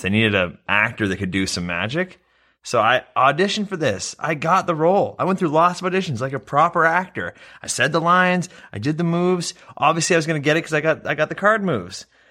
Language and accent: English; Canada; I'm Canadian. I talk in Canadian